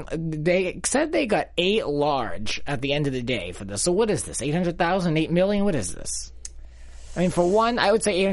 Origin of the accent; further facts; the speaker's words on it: Rhode Island, United States; accent: Rhode Island; my Rhode Island accent